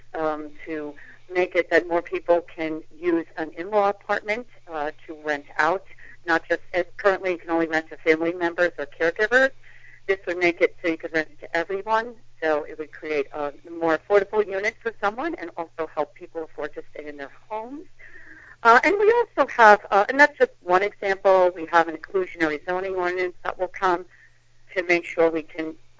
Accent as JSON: {"language": "English", "town": "Worcester", "region": "Massachusetts", "country": "United States", "tie": "born or raised there", "also_born_or_lived": "New York City / Billerica, Massachusetts", "moved": "as an adult", "lives_now": "Salem, United States", "said": "I grew up in Worcester"}